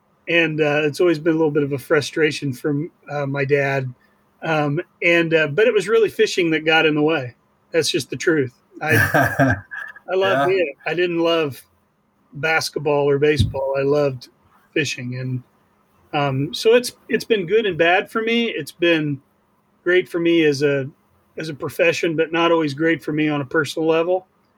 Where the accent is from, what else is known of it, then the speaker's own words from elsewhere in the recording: Montgomery County, Indiana, United States; I'm from Montgomery County. It's the cradle of basketball. It's where it was first transplanted and became a real competitive sport.